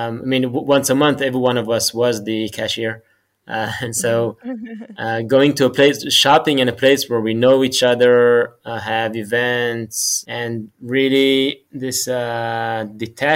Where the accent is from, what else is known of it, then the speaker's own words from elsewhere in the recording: Jerusalem, Jerusalem District, Israel; I grew up in Jerusalem, in Israel.